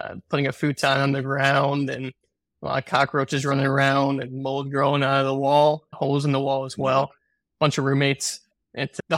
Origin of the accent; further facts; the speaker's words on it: Chicago, Illinois, United States; I grew up in the North Shore of Chicago in a family business selling office supplies and school supplies